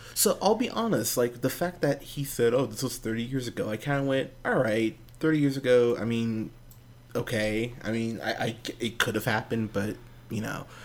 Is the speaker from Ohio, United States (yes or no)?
no; Pismo Beach, California, United States; I grew up in Pismo Beach, California.